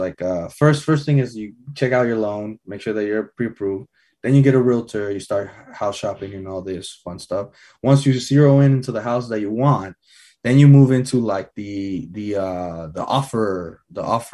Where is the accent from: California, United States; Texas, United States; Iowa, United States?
California, United States; Redwood City; moved away as an adult; also born or lived in Fair Oaks; I'm born and raised in Redwood